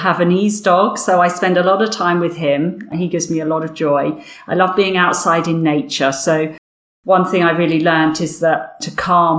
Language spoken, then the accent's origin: English; Windsor, South East England, United Kingdom; accent: Berkshire, Windsor accent; also born or lived in Wimbledon, London; now in London, United Kingdom; this accent, I guess, is a Berkshire, a Windsor accent